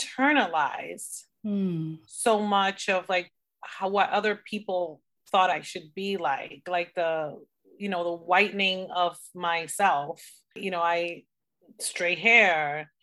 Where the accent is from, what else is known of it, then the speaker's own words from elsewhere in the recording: Dominican Republic; So as you know, I'm originally from the Dominican Republic and I almost went for the Dominican Republic